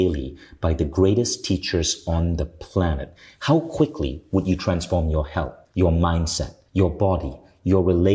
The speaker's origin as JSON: {"language": "English", "country": "Malaysia", "tie": "born or raised there", "moved": "yes", "said": "I grew up in Asia. I grew up in a city that's majority Malay and Chinese"}